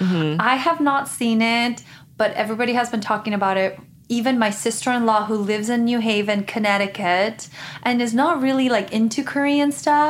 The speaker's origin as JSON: {"language": "English", "country": "Guatemala", "tie": "born or raised there", "moved": "yes", "lives_now": "United States", "said": "I grew up in Guatemala in a Christian family."}